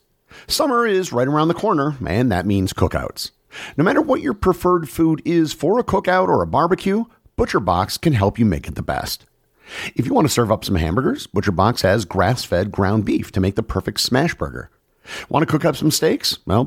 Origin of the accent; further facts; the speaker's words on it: United States; Growing up as an American, Boxing Day just wasn't a thing.